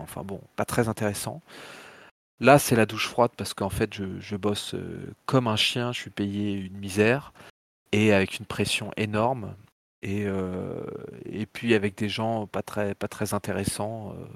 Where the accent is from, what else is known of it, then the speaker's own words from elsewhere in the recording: Tours, Centre-Val de Loire, France; moved away; also born or lived in Paris; très tôt, mes parents sont partis en province, vers Tours. Et donc, j'ai un peu grandi euh, comme ça dans un environnement de province.